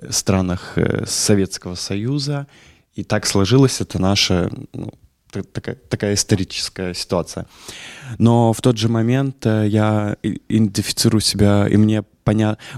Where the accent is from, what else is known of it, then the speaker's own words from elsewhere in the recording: Latvia; и как мы, мы из Латвии